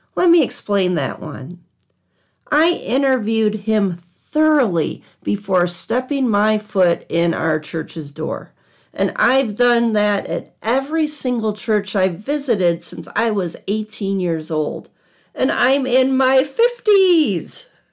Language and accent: English; Southwest Michigan, United States; also born or lived in outside of Chicago, Illinois; I grew up in Southwest Michigan